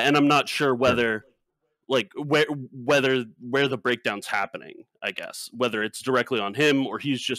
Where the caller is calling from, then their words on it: Santa Clara, California, United States; Santa Clara, California.